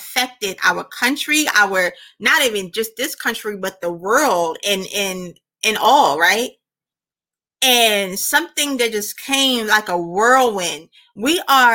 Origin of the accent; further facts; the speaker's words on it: United States; I'm an American. I was born in the United States of America